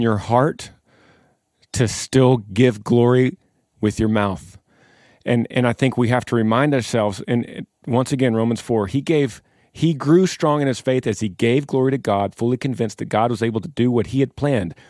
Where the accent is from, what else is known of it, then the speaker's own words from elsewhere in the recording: Texas, United States; we are the band from Texas